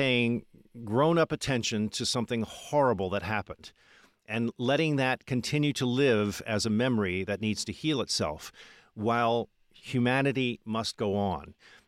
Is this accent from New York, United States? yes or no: yes; New York City, New York, United States; it gives me a feeling of pride as a New Yorker